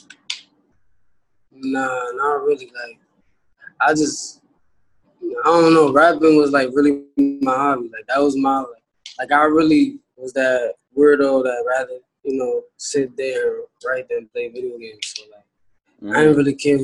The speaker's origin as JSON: {"language": "English", "town": "New York City", "region": "New York", "country": "United States", "tie": "born or raised there", "said": "was born in the Bronx and raised in the Bronx, too"}